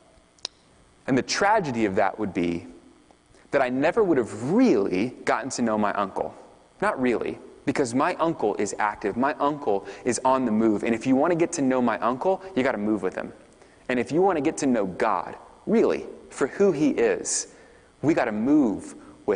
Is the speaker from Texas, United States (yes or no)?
yes; Texas, United States; I'm from Texas